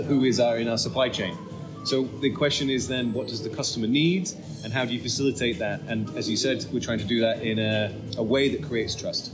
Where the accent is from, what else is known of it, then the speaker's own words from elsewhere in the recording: United Kingdom; now in Netherlands; I'm actually British